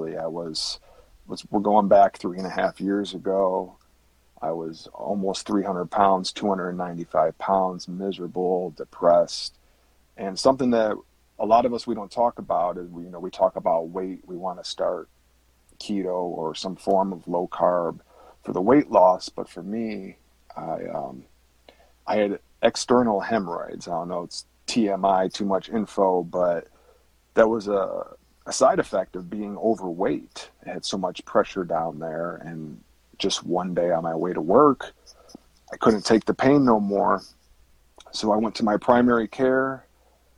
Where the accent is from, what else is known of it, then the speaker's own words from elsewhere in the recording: Chicago, Illinois, United States; moved away as an adult; now in Kansas City, United States; I grew up in the Chicagoland area in 2006. I transferred through my company to the Kansas City area